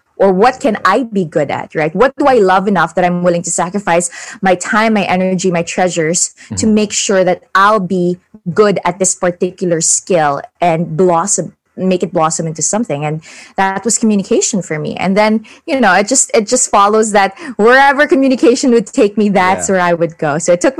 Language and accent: English; Manila, Metro Manila, Philippines; English is a second language; I would always say proudly that I grew up in Tondo, Manila. Doon ako talaga pinanganak, doon ako lumaki.